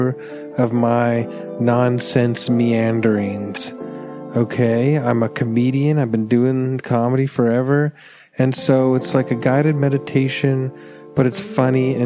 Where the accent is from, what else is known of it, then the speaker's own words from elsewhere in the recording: Canada; as a Canadian